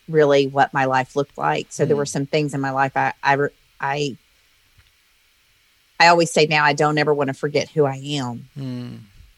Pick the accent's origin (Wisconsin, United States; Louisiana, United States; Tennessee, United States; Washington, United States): Louisiana, United States; moved away; also born or lived in Oklahoma City; I grew up in the South in Louisiana